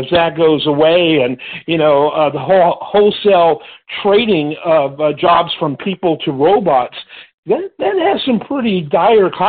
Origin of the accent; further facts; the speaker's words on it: Michigan, United States; moved away; I grew up in Michigan